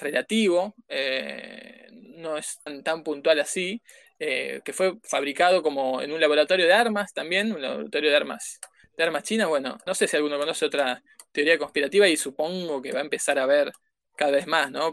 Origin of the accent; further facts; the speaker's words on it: Buenos Aires, Argentina; Somos porteños y además estudiamos comunicación